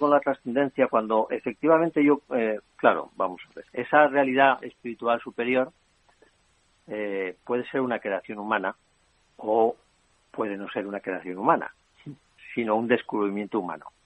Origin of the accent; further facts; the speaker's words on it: Spain; sí me siento español sí que tengo esa realidad y que el sentimiento de pertenencia